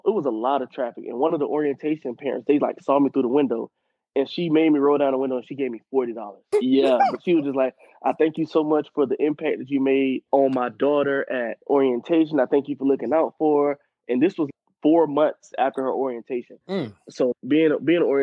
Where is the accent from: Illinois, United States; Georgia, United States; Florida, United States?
Florida, United States; Pensacola; back home in my hometown of Pensacola, Florida